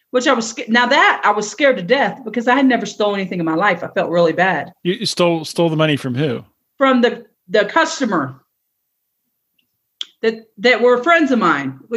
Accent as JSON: {"language": "English", "region": "East Coast", "country": "United States", "said": "And I've seen a hurricane because I'm from the East Coast, but never have I seen a tornado."}